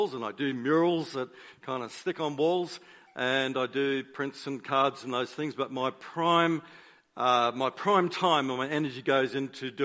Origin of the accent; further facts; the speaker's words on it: Queensland, Australia; moved away as an adult; now in Melbourne, Australia; I am a Queenslander, but I now live in Victoria, in Melbourne